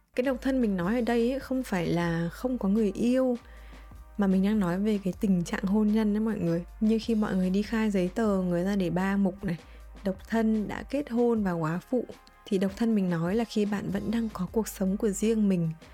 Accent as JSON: {"language": "Vietnamese", "country": "Vietnam", "also_born_or_lived": "United States", "moved": "as an adult", "said": "những cái tín chỉ mình mang từ Việt Nam qua"}